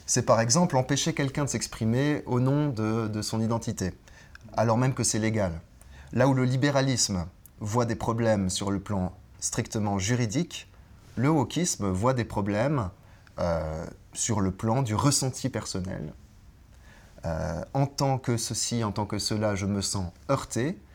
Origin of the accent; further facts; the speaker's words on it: French-speaking Switzerland, Switzerland; proche de chez nous, proche de chez moi, en Suisse romande